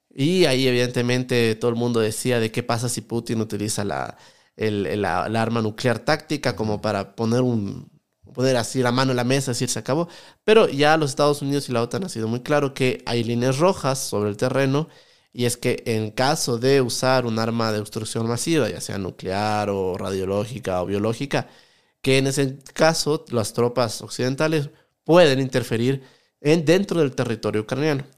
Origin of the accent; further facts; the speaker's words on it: Quito, Pichincha, Ecuador; also born or lived in France; yo soy de acá, de Ecuador, de Quito